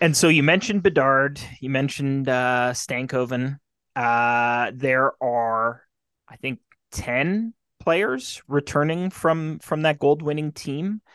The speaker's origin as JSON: {"language": "English", "town": "Carman", "region": "Manitoba", "country": "Canada", "tie": "born or raised there", "said": "my hometown Carmen Beavers"}